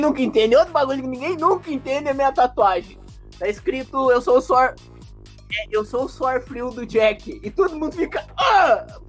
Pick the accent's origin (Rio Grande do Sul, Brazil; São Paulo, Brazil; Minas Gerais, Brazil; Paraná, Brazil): Rio Grande do Sul, Brazil; moved away; also born or lived in Rio de Janeiro; eu sou do Rio Grande do Sul, eu tô no Rio de Janeiro